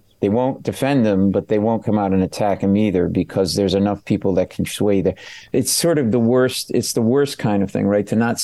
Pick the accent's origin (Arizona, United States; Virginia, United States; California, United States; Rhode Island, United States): Rhode Island, United States; Providence; I grew up in Providence, Rhode Island.